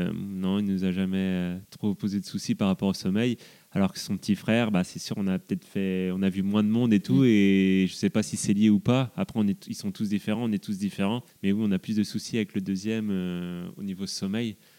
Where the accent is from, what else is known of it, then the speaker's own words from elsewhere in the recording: south of Rennes, Brittany, France; je suis originaire du sud de Rennes